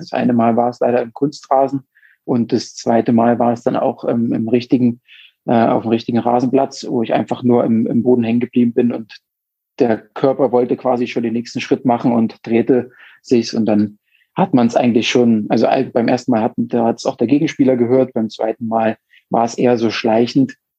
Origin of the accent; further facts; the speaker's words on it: Mühlhausen, Thuringia, Germany; moved away as an adult; now in Munich, Germany; komme ursprünglich aus äh, Thüringen, ähm, ja, da er im Westthüringen ähm, geboren, in der Stadt Mühlhausen